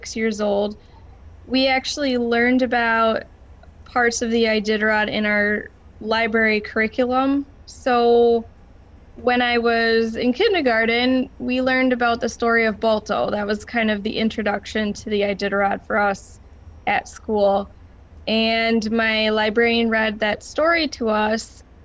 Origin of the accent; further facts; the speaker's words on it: Kaukauna, Wisconsin, United States; moved away as an adult; also born or lived in Marquette, Michigan; now in Wallace, United States; I grew up in Wisconsin in the Fox Valley near Appleton. It's a little town called Kaukauna